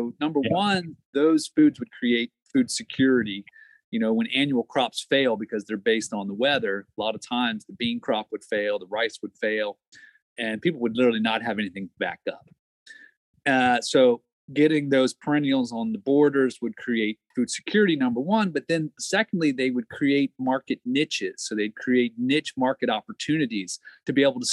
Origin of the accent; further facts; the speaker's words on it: Maryland, United States; moved away as an adult; I'm from Maryland originally.